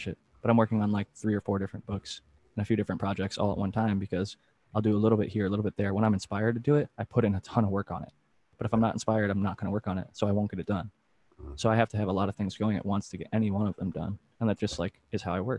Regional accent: Ohio, United States; I'm from Ohio, and there's a lot of hunters

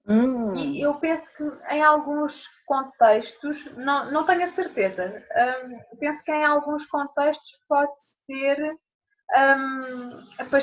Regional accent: Portugal; para mim, como portuguesa, quando eu ouço o café da manhã

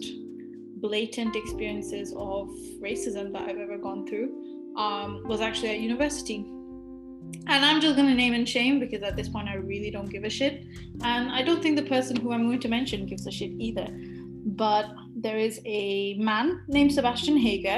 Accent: Glasgow, Scotland, United Kingdom; I went to a private school in Glasgow

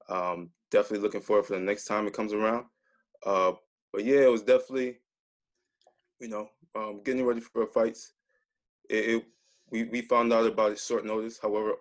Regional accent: Minneapolis, Minnesota, United States; I grew up in the Twin Cities, mostly Minneapolis, Minnesota.

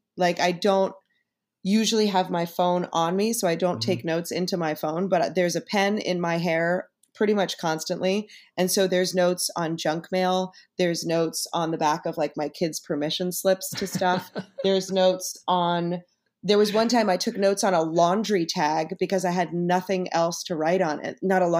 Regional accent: New York, United States; it's also in New York and I'm a New Yorker and I know all the streets that he's talking about

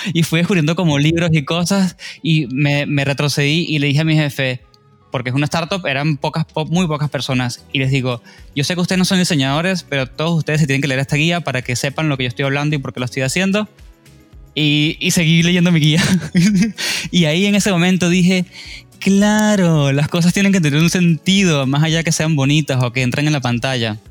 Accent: Venezuela; now in Argentina; soy venezolano

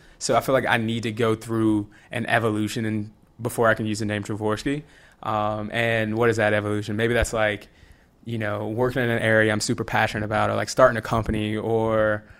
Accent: Rome, Georgia, United States; I went to college, ended up at Georgia Tech, which is like right down the street from Rome. It's about an hour away.

